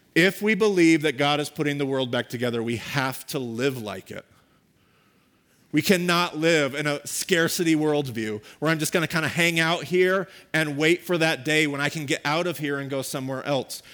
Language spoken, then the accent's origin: English; United States; We as American Christians